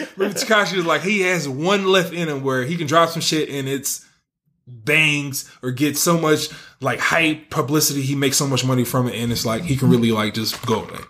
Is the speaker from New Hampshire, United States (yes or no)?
no; the Bay Area, California, United States; I'm from the Bay